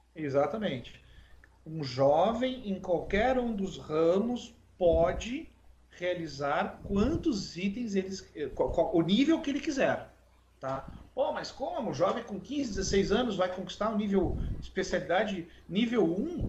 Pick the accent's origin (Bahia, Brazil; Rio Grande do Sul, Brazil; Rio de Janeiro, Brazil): Rio Grande do Sul, Brazil; Rio Grande; now in Pelotas, Brazil; Eu sou de Rio Grande, mas hoje moro em Pelotas.